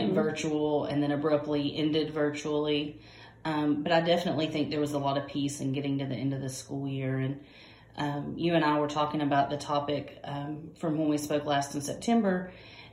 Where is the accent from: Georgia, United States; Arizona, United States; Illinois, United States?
Georgia, United States; I'm from Georgia, and our school district